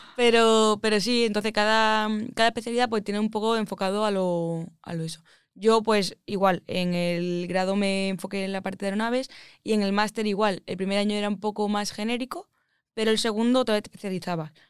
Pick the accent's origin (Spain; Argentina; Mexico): Spain; Málaga, Andalusia; accent: Andalusian; moved away as an adult; also born or lived in Madrid; yo soy de Málaga, por si no se me ha notado el acento, soy andaluza.